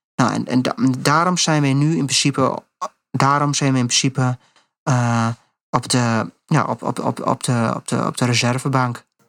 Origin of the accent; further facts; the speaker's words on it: Netherlands; als Nederland, als Nederlander, als westerse mensen